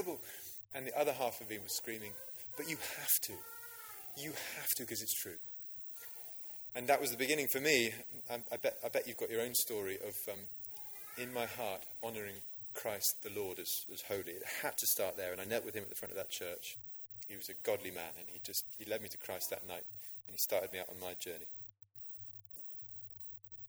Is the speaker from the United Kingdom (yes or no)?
yes; Oxfordshire, South East England, United Kingdom; I grew up in Oxfordshire